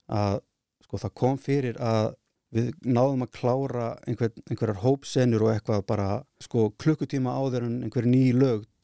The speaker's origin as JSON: {"language": "Icelandic", "town": "Húsavík", "region": "Northeastern Region", "country": "Iceland", "tie": "born or raised there", "said": "Ég er alveg upp fyrir norðan á Húsavík"}